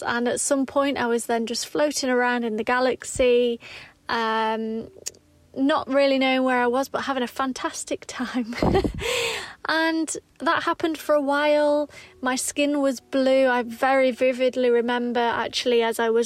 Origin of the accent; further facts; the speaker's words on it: Derbyshire, East Midlands, United Kingdom; I'm from Derbyshire. I'm from a mining village in Derbyshire.